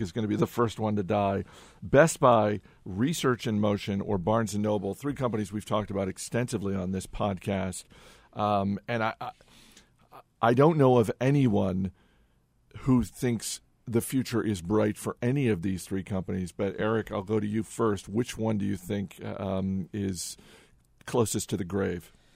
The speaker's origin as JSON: {"language": "English", "region": "Maine", "country": "United States", "tie": "born or raised there", "said": "I grew up in Maine"}